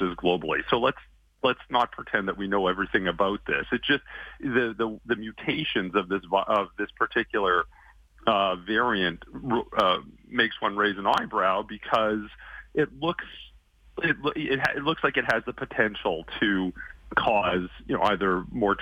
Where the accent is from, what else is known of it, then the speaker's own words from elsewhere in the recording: Calgary, Alberta, Canada; moved away as an adult; now in Toronto, Canada; I'm from Calgary originally.